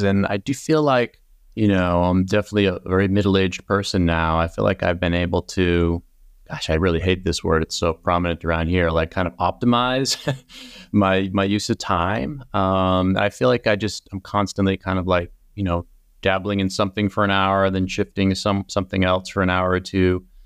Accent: Plymouth, Massachusetts, United States; moved away as an adult; now in West Coast, United States; I'm from the East Coast

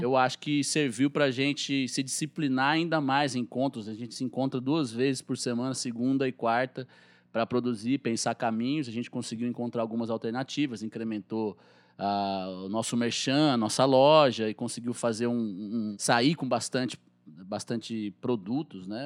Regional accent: Guaratinguetá, São Paulo, Brazil; accent: caipira; now in Guaratinguetá, Brazil; eu sou caipira, de Guaratinguetá, aqui no interior do estado de São Paulo, no Vale do Paraíba.

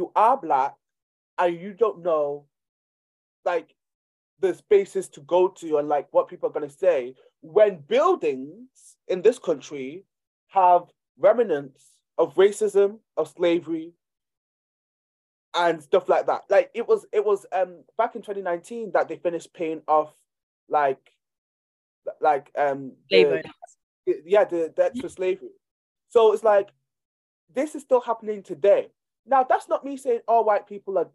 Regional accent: Nigeria; I'm from Nigeria

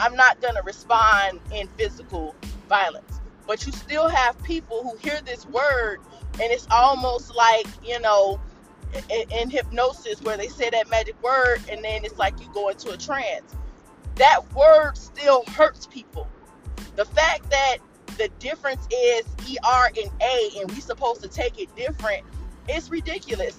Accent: United States

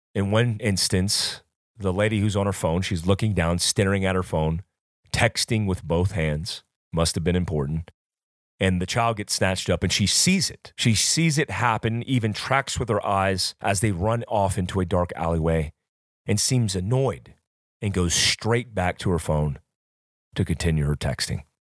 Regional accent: Fayetteville, North Carolina, United States; also born or lived in Florida; when I was raised growing up in North Carolina and Florida, I was taught from a very young age

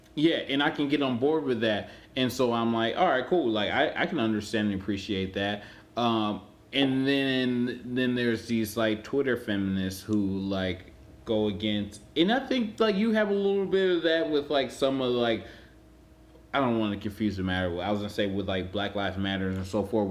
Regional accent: Cleveland, Ohio, United States; I'm from Cleveland.

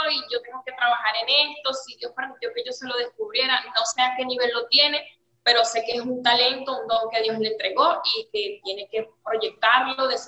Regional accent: Charallave, Miranda, Venezuela; now in Dominican Republic; Ok, nosotras somos de Miranda, específicamente de Charayave, los valles del Tubo. Ah, eh, tenemos tres años aquí en Dominicana y llegamos sola, la niña y yo.

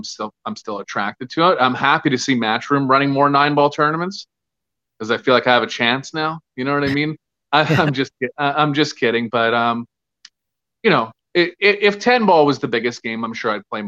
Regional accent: Winnipeg, Manitoba, Canada; I'm originally from Winnipeg, Manitoba, which is like north of Minnesota

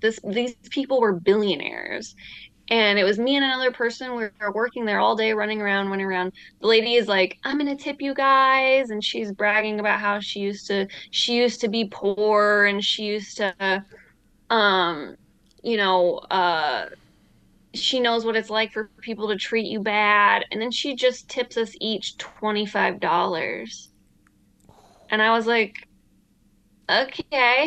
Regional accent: Michigan, United States; moved away as an adult; also born or lived in Idaho / Oregon; now in Los Angeles, United States; I grew up in Michigan for the most part.

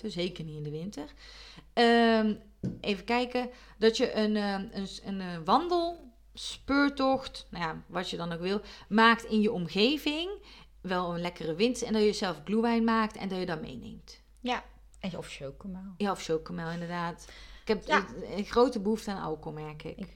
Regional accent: North Brabant, Netherlands; Terwijl als Brabander ben je gewoon echt gewend om dat te

